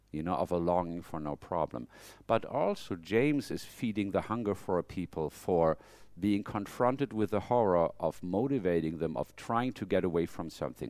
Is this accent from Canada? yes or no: no; Germany; moved away as an adult; now in United States; am I a very German person? No, because when I'm in Germany, I feel I'm not at home